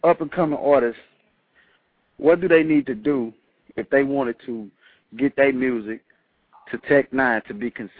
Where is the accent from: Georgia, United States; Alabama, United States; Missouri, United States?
Missouri, United States; St. Louis; I'm an artist from St. Louis, man.